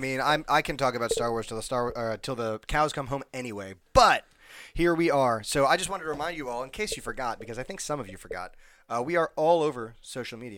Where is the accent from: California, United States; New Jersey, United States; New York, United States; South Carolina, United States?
New Jersey, United States; also born or lived in Illinois; I'm from New Jersey